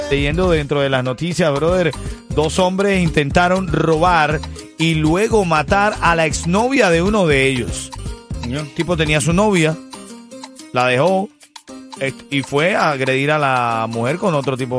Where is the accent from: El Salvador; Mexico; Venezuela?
Venezuela; como hermano venezolano